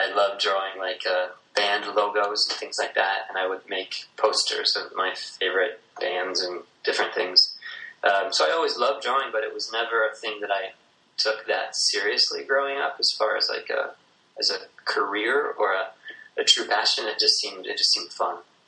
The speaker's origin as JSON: {"language": "English", "town": "Algona", "region": "Iowa", "country": "United States", "tie": "born or raised there", "said": "I'm from a small town in northern Iowa called Algona, Iowa"}